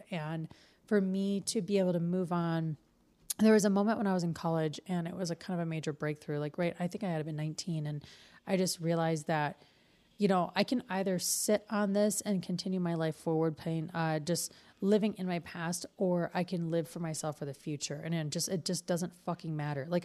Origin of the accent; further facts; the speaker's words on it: Detroit, Michigan, United States; now in Reno, United States; I'm from Detroit, man